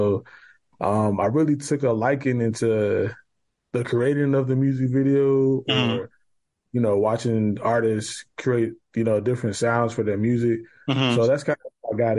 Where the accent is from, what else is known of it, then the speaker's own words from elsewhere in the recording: Chicago, Illinois, United States; moved away; also born or lived in Washington, D.C.; I'm from Chicago, actually. So I'm not originally from D.C.